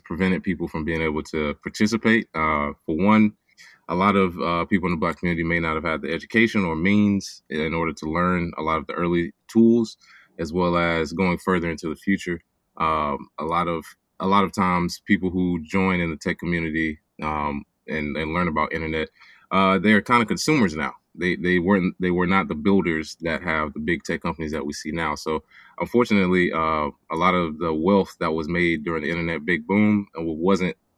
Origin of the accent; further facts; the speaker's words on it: Charlotte, North Carolina, United States; my hometown of Charlotte, North Carolina